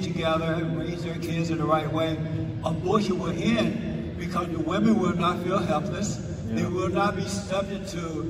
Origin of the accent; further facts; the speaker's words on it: Alabama, United States; When I was growing up in Alabama